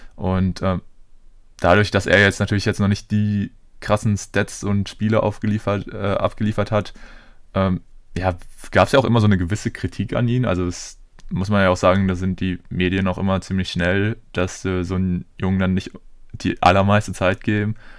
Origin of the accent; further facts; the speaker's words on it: Germany; wir als Deutsche